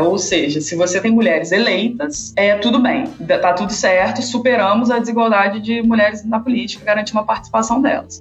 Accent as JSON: {"language": "Portuguese", "town": "Volta Redonda", "region": "Rio de Janeiro", "country": "Brazil", "tie": "born or raised there", "said": "Eu sou natural de Volta Redonda"}